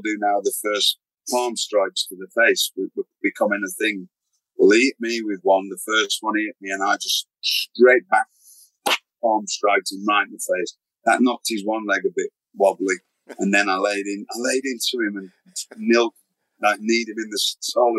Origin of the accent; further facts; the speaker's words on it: Blackpool, North West England, United Kingdom; I'm just a British wrestler, but I'm in Blackpool's in Lancashire